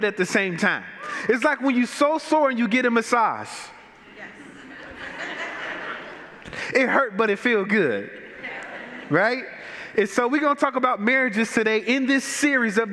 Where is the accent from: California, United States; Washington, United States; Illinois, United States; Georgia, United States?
Illinois, United States; Chicago; I'm from Chicago, born and bred. I grew up on the south side of Chicago in generational poverty.